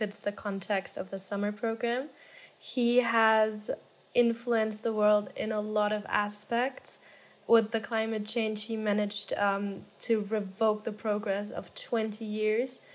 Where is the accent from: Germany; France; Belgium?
Germany; moved away as an adult; now in Spain; I'm originally from Germany, grew up there my entire life, and then moved abroad for the first time in my life to Spain